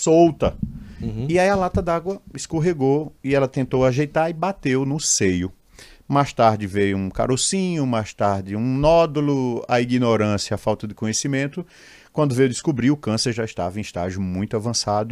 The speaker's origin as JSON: {"language": "Portuguese", "town": "Limoeiro", "region": "Pernambuco", "country": "Brazil", "tie": "born or raised there", "said": "eu sou de Limoeiro, interior do estado de Pernambuco, 70 quilômetros da capital."}